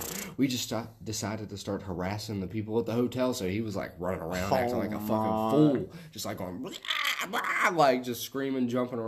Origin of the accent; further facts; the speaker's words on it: West Virginia, United States; I just kind of talk real fast and sort of an accent like this because, you know, I'm from West Virginia.